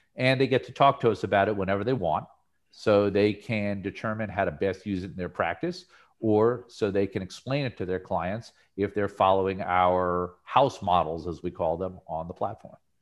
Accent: New Jersey, United States; when I was a kid growing up in New Jersey

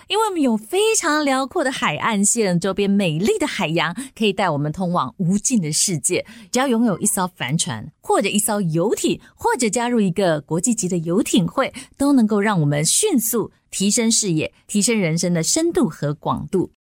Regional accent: Taiwan; 我们台湾人

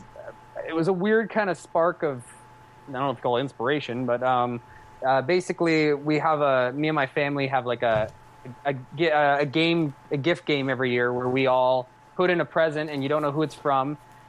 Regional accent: Cambridge, East of England, United Kingdom; we're going to shoot it all in my hometown in Cambridge

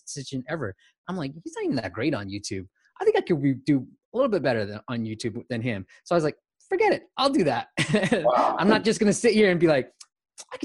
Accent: Bay Area, California, United States; also born or lived in Myanmar; I'm in the Bay Area. So I grew up, but I was born in Burma, Myanmar. Came to the Bay Area when I was 6 years old and been here ever since

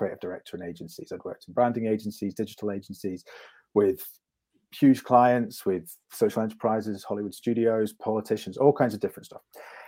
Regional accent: Scotland, United Kingdom; accent: neutral; also born or lived in London; I have an overly neutral accent for reasons I'm sure won't come up in this conversation. But I grew up in Scotland, but I was in London for 14 years.

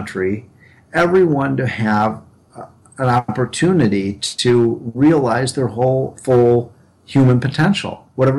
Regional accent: Illinois, United States; my home state of Illinois

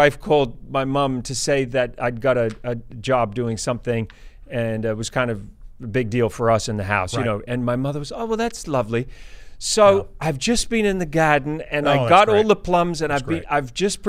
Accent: New Zealand; now in United States; I'm from New Zealand. I love New Zealand, but the opportunities are much better here for what I do in America.

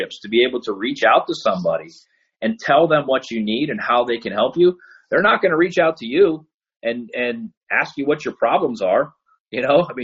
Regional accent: Pittsburgh, Pennsylvania, United States; now in Cleveland, United States; growing up in Pittsburgh, you know, I live in Cleveland now

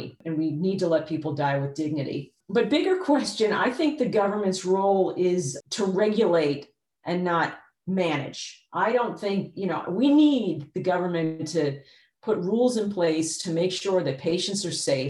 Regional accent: New York, United States; now in Texas, United States; I was born in New York

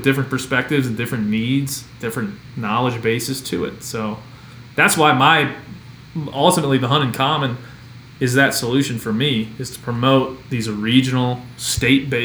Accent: Maryland, United States; moved away; I'm from Maryland originally

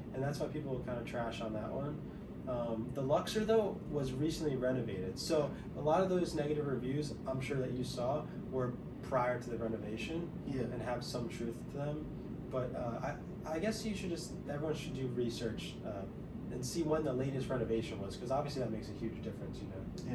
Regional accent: New Jersey, United States; moved away as an adult; also born or lived in Kutztown, Pennsylvania; now in Las Vegas, United States; where I grew up in Central Jersey

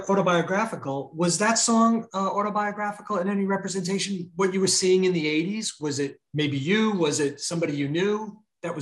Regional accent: New Jersey, United States; New Jersey. Central Jersey

